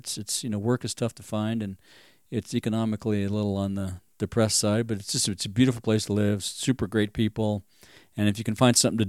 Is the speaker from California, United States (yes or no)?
yes; Fontana, California, United States; now in Bishop, United States; I grew up in Fontana, California, Southern California.